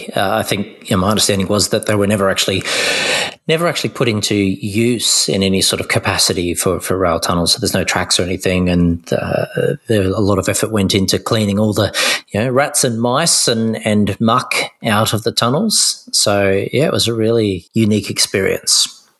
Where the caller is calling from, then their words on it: New South Wales, Australia; And I am … and I am joining from Dharawal country.